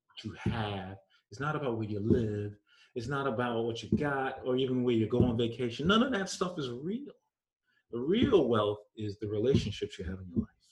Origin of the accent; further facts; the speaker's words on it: New York, United States; when I was growing up in New York